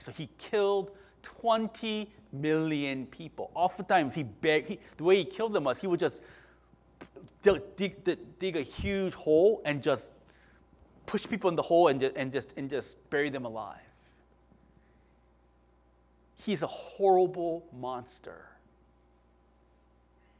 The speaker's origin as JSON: {"language": "English", "region": "Virginia", "country": "United States", "tie": "born or raised there", "said": "we were raised in Virginia together"}